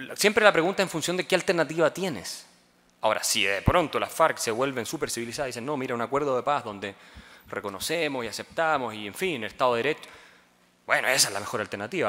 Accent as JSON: {"language": "Spanish", "country": "Colombia", "said": "vengo desde Colombia"}